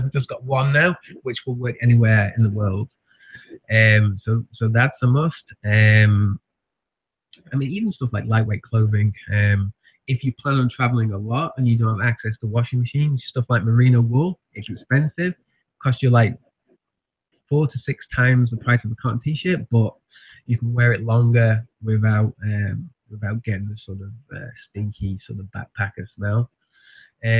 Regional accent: near Manchester, North West England, United Kingdom; moved away as an adult; now in Tasmania, Australia; growing up in England

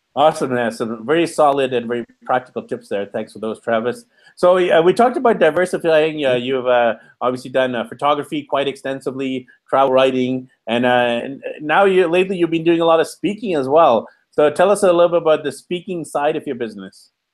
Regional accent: Canada; I'm from Canada. I'm not in Canada right now. I'm in Mexico

